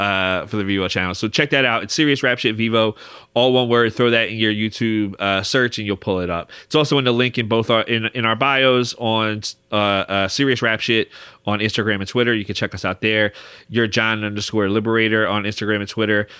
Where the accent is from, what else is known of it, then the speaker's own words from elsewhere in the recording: Philadelphia, Pennsylvania, United States; we're two guys from Philly